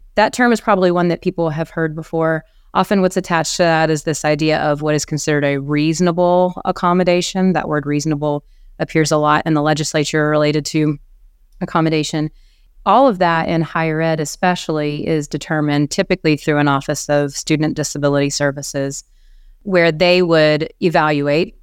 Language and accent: English; South Carolina, United States; moved away; I am from South Carolina originally.